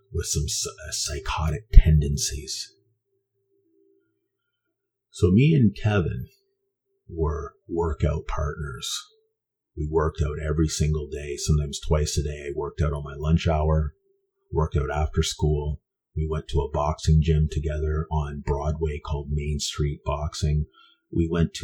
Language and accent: English; Vancouver, British Columbia, Canada; I was raised in East Vancouver for the most part of my youth